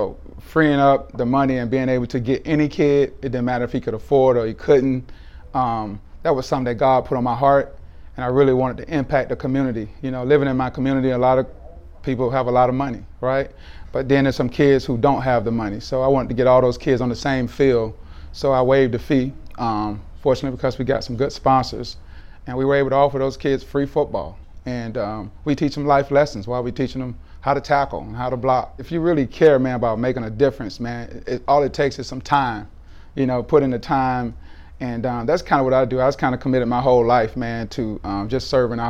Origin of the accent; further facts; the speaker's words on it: Miami, Florida, United States; Well, you know, growing up in Miami, you know, with like six brothers and one sister, my mom had to keep us busy.